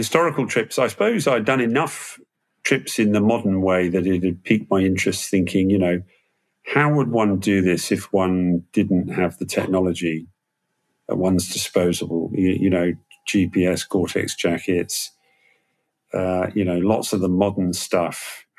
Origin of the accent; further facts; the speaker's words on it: Malaysia; I grew up in Malaysia as a kid and, obviously pre-internet, giving away age and all that stuff.